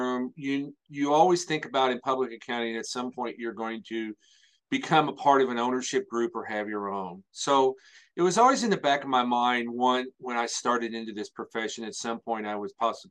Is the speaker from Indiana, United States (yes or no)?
yes; Salem, Indiana, United States; Out in a little bitty area there, grew up here, went to high school here